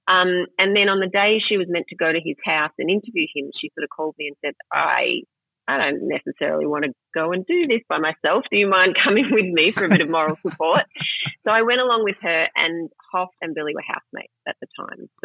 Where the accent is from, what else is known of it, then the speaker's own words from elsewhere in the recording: Melbourne, Victoria, Australia; Well, I yeah, I am from Melbourne, and I, as I say in the book from the beginning, I was not a particularly sporty young lady.